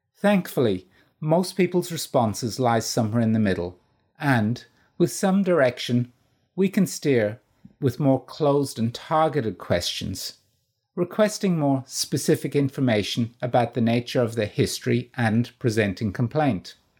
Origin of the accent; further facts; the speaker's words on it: Ireland; moved away as an adult; also born or lived in Northern Ireland; now in Australia; Being Irish